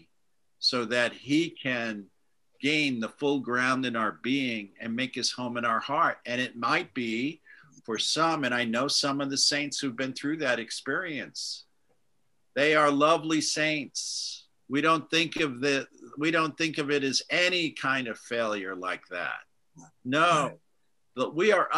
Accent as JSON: {"language": "English", "region": "New York", "country": "United States", "tie": "born or raised there", "also_born_or_lived": "Boston / London", "moved": "as an adult", "lives_now": "Dublin, Ireland", "said": "I grew up in New York"}